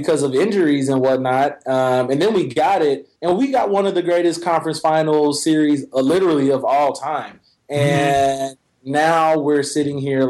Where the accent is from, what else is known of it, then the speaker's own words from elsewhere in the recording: Oklahoma, United States; I'm from Oklahoma